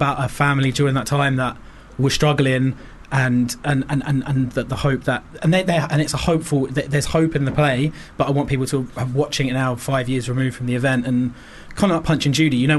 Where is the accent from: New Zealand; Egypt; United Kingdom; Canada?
United Kingdom; Wembley, London; I'm from Wembley. I've always lived in Wembley all my life